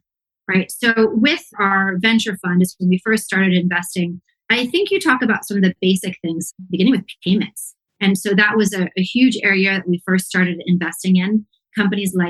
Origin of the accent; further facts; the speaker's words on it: Palo Alto, California, United States; moved away as an adult; now in Mexico City, Mexico; I grew up around Palo Alto